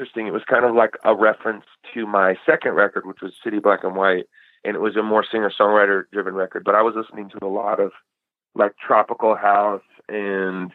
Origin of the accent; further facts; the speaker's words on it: Eugene, Oregon, United States; moved away; also born or lived in Chico, California; I grew up as kind of like a skater kid in Eugene